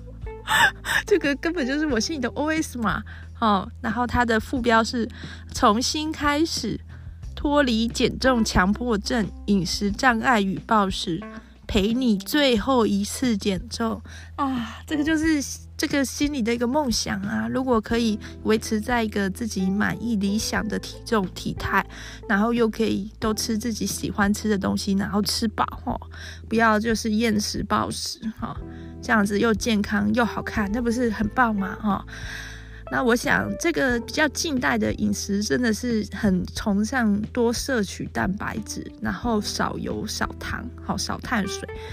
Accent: Taiwan; 我就是台湾人

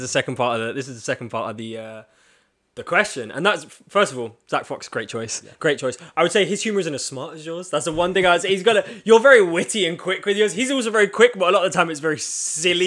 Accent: London, United Kingdom; you can tell we're both from London

